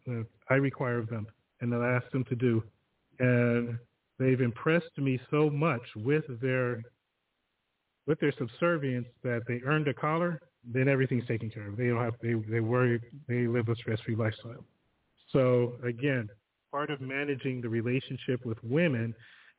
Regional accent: Southern California, United States; moved away as an adult; also born or lived in Rialto, California; now in Kent; I'm from Southern California

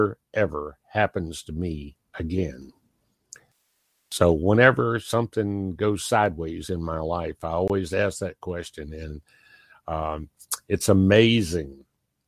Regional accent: Pennington Gap, Virginia, United States; I was born in Pennington Gap, Virginia

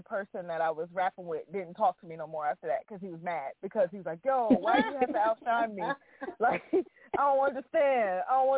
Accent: East Orange, New Jersey, United States; now in North Carolina, United States; I'm from New Jersey originally, by the way. So I grew up born and raised in New Jersey, North New Jersey, East Orange, stand up. I'm born and raised.

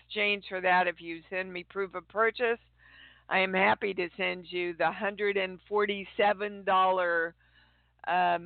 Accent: Midwest, United States; also born or lived in Kansas City, Kansas / St. Joseph, Missouri; I am coming to you from almost my hometown. I'm in Kansas City, Kansas, but right now I'm in St. Joe doing a convention

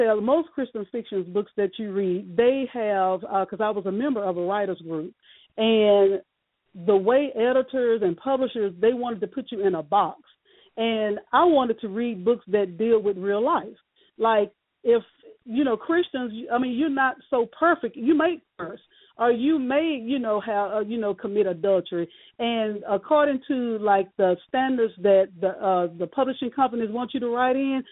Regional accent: Shreveport, Louisiana, United States; born and raised in Shreveport, Louisiana

